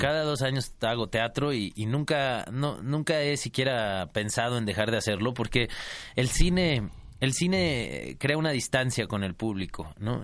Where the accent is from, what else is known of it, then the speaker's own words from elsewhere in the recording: Mexico City, Mexico; Nací en la Ciudad de México, soy chilango